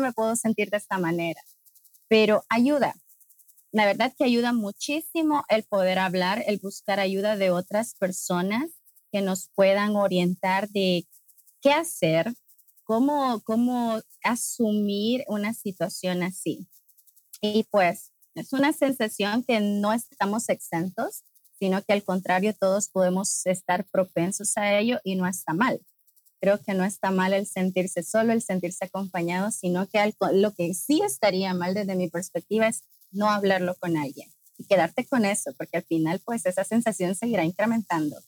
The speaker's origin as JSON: {"language": "Spanish", "country": "Honduras", "said": "soy de Honduras, de Centroamérica."}